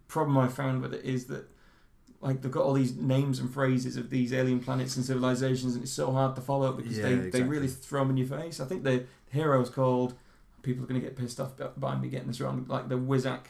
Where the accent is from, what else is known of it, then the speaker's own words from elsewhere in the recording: United Kingdom; especially because I'm British and I use sterling.